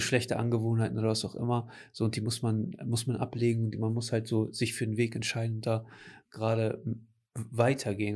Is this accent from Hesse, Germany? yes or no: no; Cuxhaven, Lower Saxony, Germany; Und ich habe gesagt, ja, aus Cuxhaven